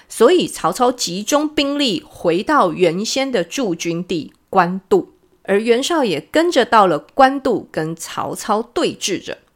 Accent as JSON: {"language": "Chinese", "country": "Taiwan", "said": "我们台湾话"}